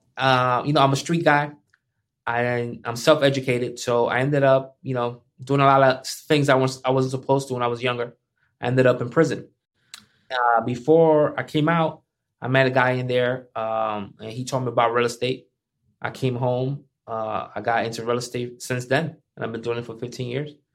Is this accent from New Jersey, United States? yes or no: yes; Paterson, New Jersey, United States; I'm from Patterson.